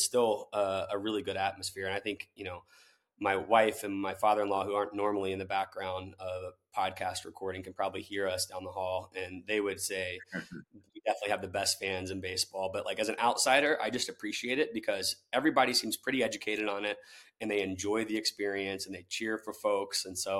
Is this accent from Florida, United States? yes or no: yes; Tallahassee, Florida, United States; now in St. Louis, United States; I grew up in Tallahassee, Florida, where it's all college sports.